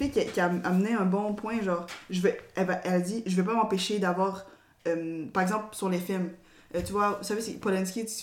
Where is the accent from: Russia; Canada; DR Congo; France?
DR Congo; also born or lived in Tanzania; moi je suis originaire du Congo. En fait, je me considère pas vraiment tanzanienne, pour de vrai, parce que dans le camp de réfugiés, il y avait toutes sortes de nationalités.